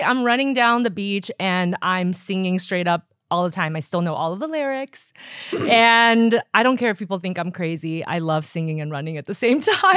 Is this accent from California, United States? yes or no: yes; Los Angeles, California, United States; during junior high and high school, I grew up in Los Angeles.